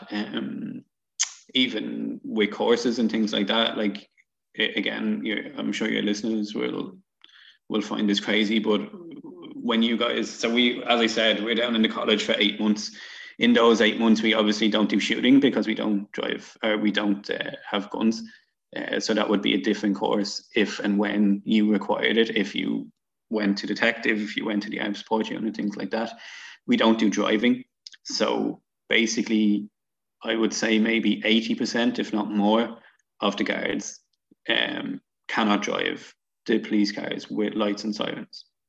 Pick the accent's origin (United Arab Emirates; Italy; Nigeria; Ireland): Ireland; Dublin, Leinster; I'm obviously from Dublin.